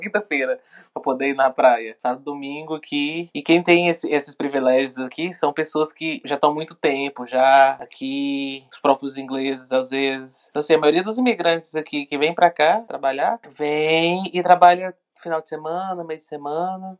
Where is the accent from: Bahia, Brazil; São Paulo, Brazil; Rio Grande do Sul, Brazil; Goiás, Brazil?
Goiás, Brazil; Goiânia; moved away as an adult; now in London, United Kingdom; sou de Goiânia.